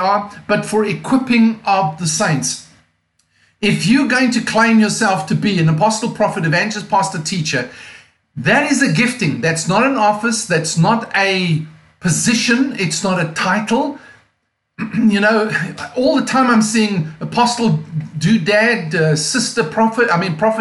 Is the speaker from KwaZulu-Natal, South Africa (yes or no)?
no; Cape Town, Western Cape, South Africa; accent: non-American; now in Mount Joy, United States; my accent is non-American. As you can hear, I'm actually from South Africa, from a place called Cape Town, South Africa